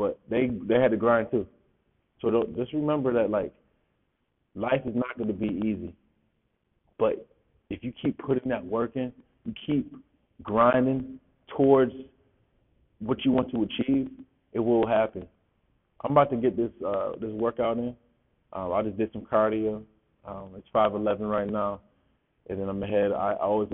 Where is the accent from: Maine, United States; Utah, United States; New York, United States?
New York, United States; Rochester; I'm from Rochester, New York, so All Greater Rochester football player.